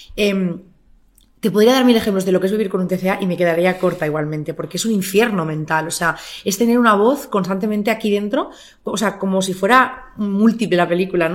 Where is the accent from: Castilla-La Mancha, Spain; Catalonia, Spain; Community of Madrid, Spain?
Catalonia, Spain; Barcelona; moved away as an adult; also born or lived in Murcia; yo nací en Barcelona, eh, crecí en Barcelona hasta los 24